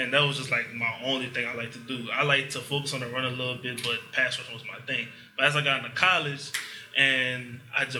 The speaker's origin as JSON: {"language": "English", "town": "Ama", "region": "Louisiana", "country": "United States", "said": "I'm from Ama, Louisiana. That's where I'm currently from."}